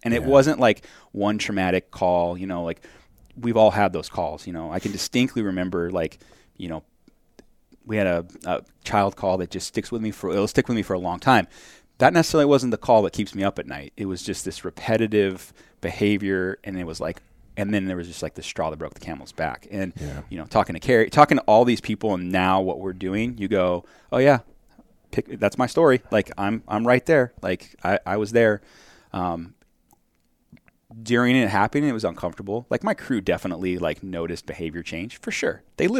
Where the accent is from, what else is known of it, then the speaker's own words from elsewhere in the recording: Wickenburg, Arizona, United States; I am from Wickenburg, and then they laugh, and I'm like, no, actually, there's a lot of smart people from Wickenburg.